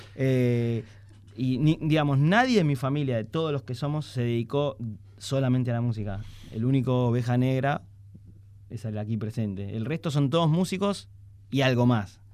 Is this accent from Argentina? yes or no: yes; Argentina; somos judíos y somos argentinos, y además yo soy músico de tango